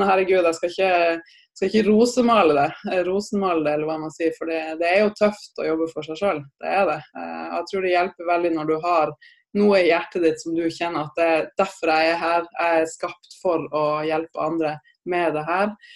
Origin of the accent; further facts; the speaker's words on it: Tromsø, Troms, Norway; jeg er opprinnelig fra Tromsø, så jeg er en gærning, gæren nordlending